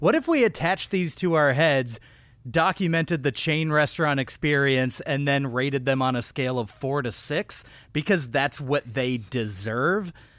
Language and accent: English; Austin, Texas, United States; moved away; I spent a large part of my childhood in Austin, Texas